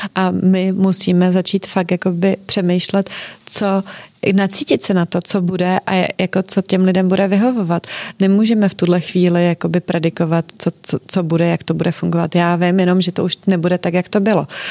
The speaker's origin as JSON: {"language": "Czech", "country": "Czechia", "said": "v Čechách my nejsme Italová ani Francouzi"}